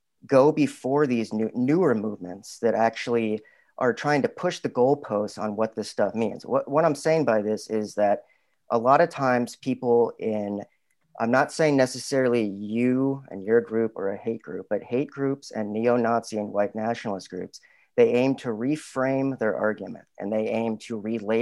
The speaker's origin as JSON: {"language": "English", "town": "Little Rock", "region": "Arkansas", "country": "United States", "tie": "born or raised there", "said": "I'm from the South too. I was born and raised, or I was raised in Little Rock, Arkansas."}